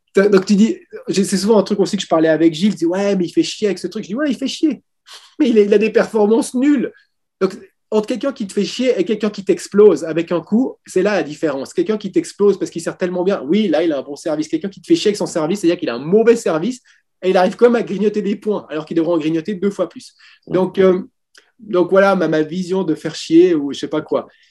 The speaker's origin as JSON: {"language": "French", "country": "Switzerland", "said": "je suis suisse"}